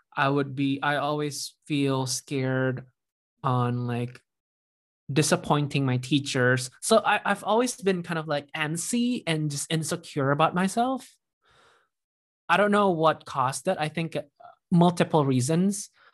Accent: Indonesia; moved away as an adult; also born or lived in Iowa; when I moved to Iowa for college from Indonesia

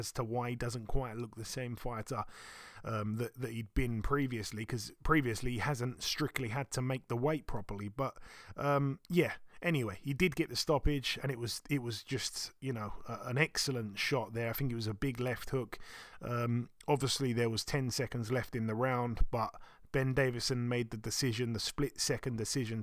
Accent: United Kingdom; being a Brit

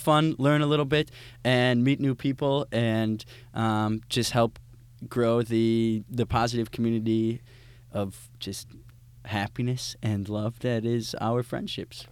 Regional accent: Wisconsin, United States; growing up in Wisconsin

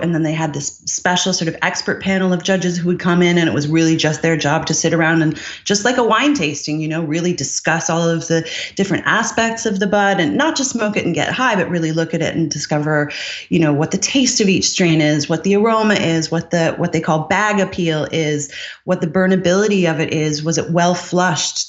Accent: Newfoundland and Labrador, Canada; moved away; also born or lived in Montreal / Ireland / United Kingdom / Seattle; I grew up in Newfoundland.

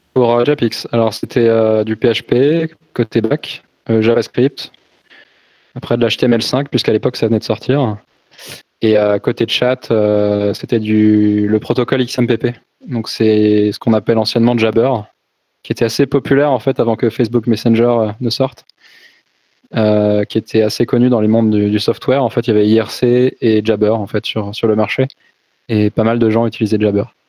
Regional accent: Brittany, France; je suis né en Bretagne

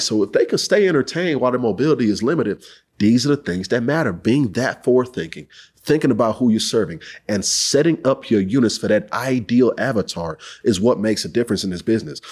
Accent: Houston, Texas, United States; I'm from Houston, H Town, H Town for my folks

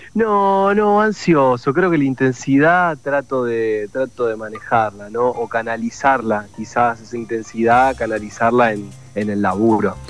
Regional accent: Rosario, Santa Fe, Argentina; Rosario, que es mi ciudad, que, nada, donde, a donde voy digo con mucho orgullo que, soy rosarino

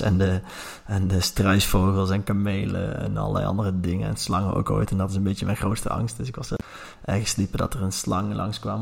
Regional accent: Langeboom, North Brabant, Netherlands; now in Nijmegen, Netherlands; Ik ben opgegroeid in een klein dorpje, lange boom.

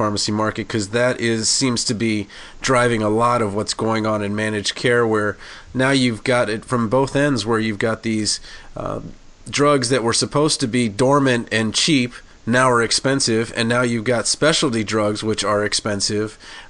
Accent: Washington, District of Columbia, United States; Yeah, no, it's my hometown, and I really wish I could have made it out there.

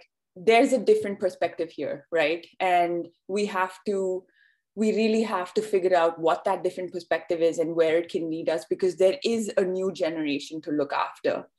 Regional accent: India; moved away as an adult; now in New York, United States; I live and work out of New York right now, but I grew up in India

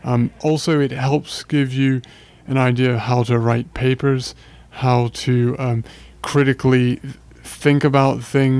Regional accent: Virginia, United States; moved away as an adult; also born or lived in England; now in Greenville, United States; I'm originally from Virginia, but like to think of England as my adopted home.

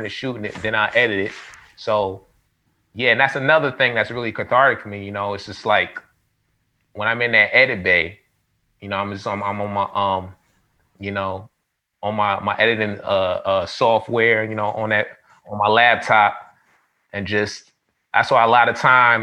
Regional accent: New York City, New York, United States; I grew up in the hood. I'm from the Bronx, New York.

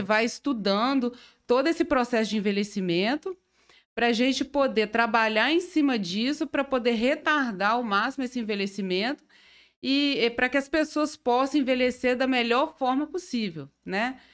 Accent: Carangola, Minas Gerais, Brazil; moved away as an adult; now in Itaperuna, Brazil; eu sou mineira, né? Eu sou de Carangola.

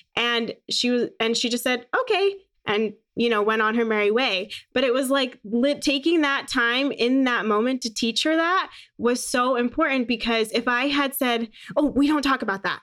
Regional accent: Phoenix, Arizona, United States; also born or lived in San Francisco, California; I was born in San Francisco. My parents are both from New York, and they moved to California when my mom was getting her P H D. And then, um, when I was about five, we ended up moving to Phoenix

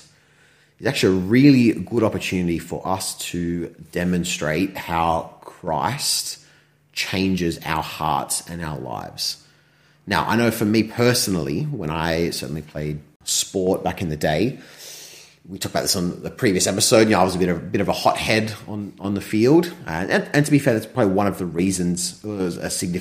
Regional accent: Australia; I'm Australian, Australian descent, but there's some European way back there

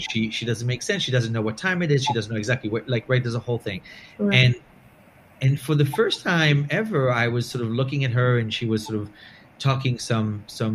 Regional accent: Belgium; moved away; I'm from Belgium originally

